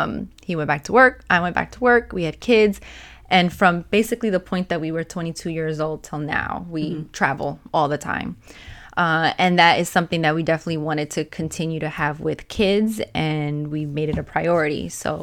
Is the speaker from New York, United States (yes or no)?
yes; New York, United States; moved away as an adult; also born or lived in Pennsylvania / Australia; I'm from New York, but I lived in Pennsylvania at the time for many years.